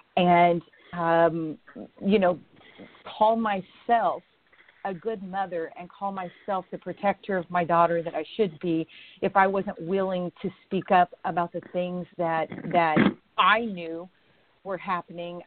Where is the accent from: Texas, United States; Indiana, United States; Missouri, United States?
Indiana, United States; moved away; I'm an Indiana girl. I was born and raised in Indiana. I do not live there now, but I was born and raised in Indiana